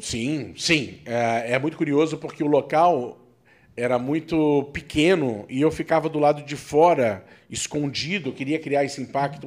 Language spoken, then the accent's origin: Portuguese; Rio de Janeiro, Brazil; moved away; eu fui criado no Rio de Janeiro